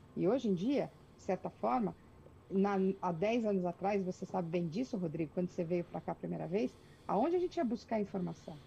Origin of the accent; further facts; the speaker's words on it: Brazil; moved away as an adult; also born or lived in France; now in Canada; eu, quando saí do Brasil